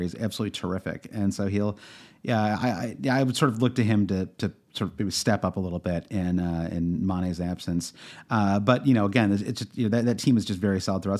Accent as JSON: {"language": "English", "region": "Midwest", "country": "United States", "said": "I'm from the Midwest"}